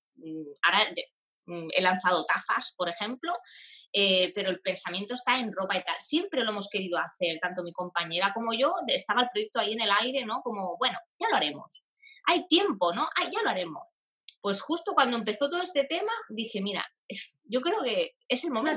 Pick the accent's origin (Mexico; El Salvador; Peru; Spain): Spain; Sabadell, Catalonia; yo soy de Sabadell, de una ciudad aquí en Barcelona